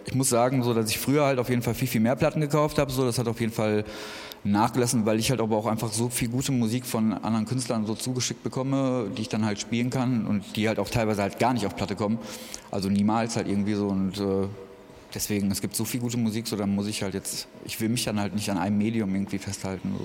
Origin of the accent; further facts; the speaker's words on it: Essen, North Rhine-Westphalia, Germany; moved away as an adult; now in Berlin, Germany; ich komme eigentlich aus Essen, aus NRW mhm. und bin vor zwei Jahren hergezogen.